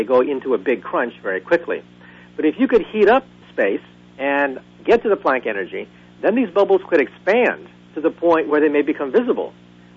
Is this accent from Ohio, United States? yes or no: no; Bay Area, California, United States; when I was growing up in the Bay Area as a child